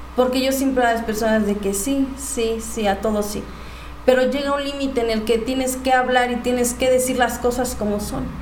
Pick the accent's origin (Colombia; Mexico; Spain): Mexico; Huimilpan, Querétaro; soy de Huimilpan, soy originaria de Huimilpan